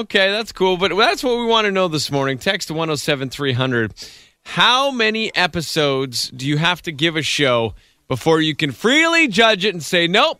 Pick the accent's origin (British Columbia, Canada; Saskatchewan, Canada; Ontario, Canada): British Columbia, Canada; Chilliwack; I was born in Chilliwack, but immediately, because I couldn't breathe, was taken by ambulance to Children's Hospital in Vancouver.